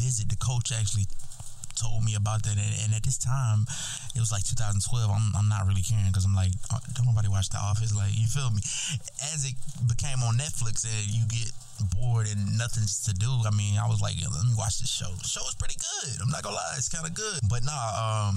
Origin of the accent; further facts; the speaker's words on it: Birmingham, Alabama, United States; also born or lived in Hoover, Alabama / Hillsboro, Kansas; I'm coming from Birmingham, Alabama. I was born in Birmingham, Alabama, which is like 91% black